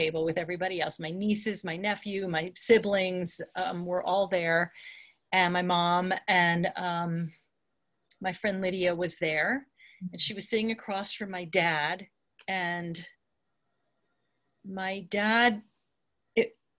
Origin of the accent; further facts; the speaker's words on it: Long Island, New York, United States; now in Santa Fe, United States; I grew up in Long Island and diners are big there